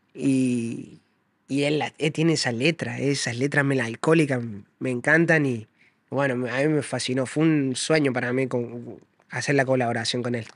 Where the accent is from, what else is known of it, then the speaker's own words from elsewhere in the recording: Córdoba, Argentina; Córdoba es mi barrio, todo Córdoba es mi barrio.